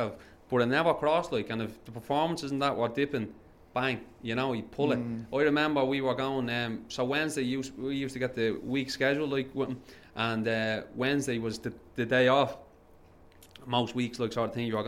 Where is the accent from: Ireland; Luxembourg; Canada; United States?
Ireland; Dublin, Leinster; moved away; also born or lived in Bolton / London; I'm from Dublin